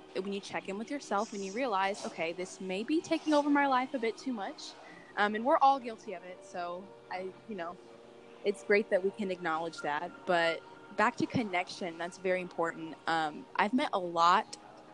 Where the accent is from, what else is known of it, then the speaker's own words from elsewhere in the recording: Georgia, United States; also born or lived in Akron, Ohio; I grew up in Georgia, but I'm from Akron, Ohio.